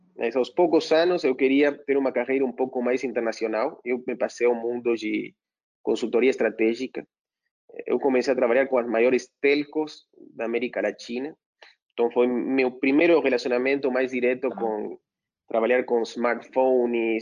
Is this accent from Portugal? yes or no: no; Argentina; moved away as an adult; now in São Paulo, Brazil; como bom argentino